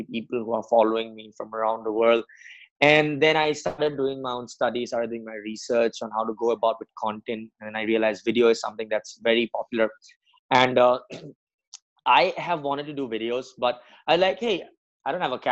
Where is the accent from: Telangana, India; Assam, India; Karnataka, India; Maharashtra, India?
Assam, India; moved away as an adult; also born or lived in Mumbai; now in Pune, India; I'm born and brought up in Assam. It's a part of northeastern India.